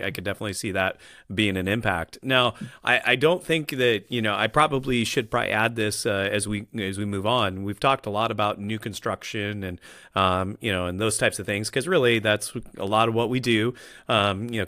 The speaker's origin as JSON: {"language": "English", "region": "Midwest", "country": "United States", "tie": "born or raised there", "moved": "yes", "said": "I grew up in the Midwest"}